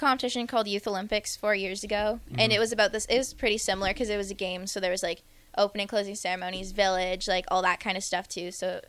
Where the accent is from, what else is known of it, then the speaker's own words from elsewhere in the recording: Ontario, Canada; first language French; English is a second language; moved away as an adult; now in Nebraska, United States; Yeah, and just being in Ontario